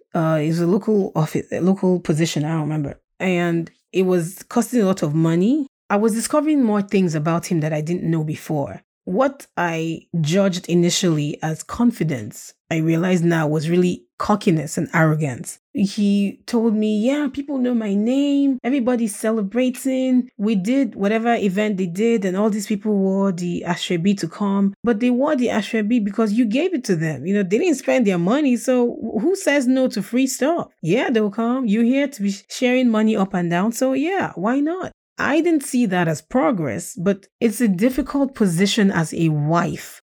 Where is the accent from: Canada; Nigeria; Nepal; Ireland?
Nigeria; first language Russian; English is a second language; also born or lived in Saint Petersburg, Russia; now in Baltimore, United States; Growing up in Nigeria